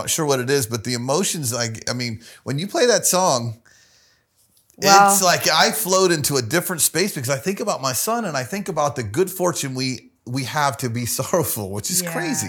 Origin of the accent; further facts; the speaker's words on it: the South, United States; I'm from the South, Michelangelo.